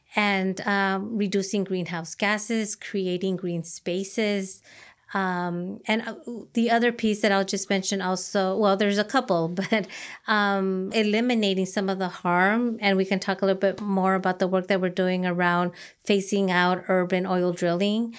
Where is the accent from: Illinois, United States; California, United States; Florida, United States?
California, United States; Los Angeles; I am, uh, an Angelino native. I, um, am first generation born in Los Angeles